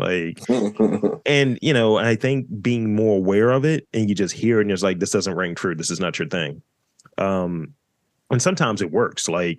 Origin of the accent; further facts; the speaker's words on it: Baltimore, Maryland, United States; And I was looking for the Baltimore one because, you know, I'm from Baltimore and I'm told that I don't have one.